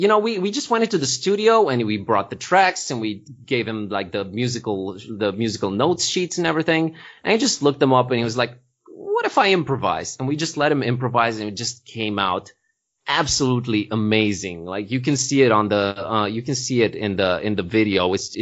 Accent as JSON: {"language": "English", "region": "Transylvania", "country": "Romania", "said": "People keep assuming that can happen because we're from Transylvania, but it doesn't really work that way."}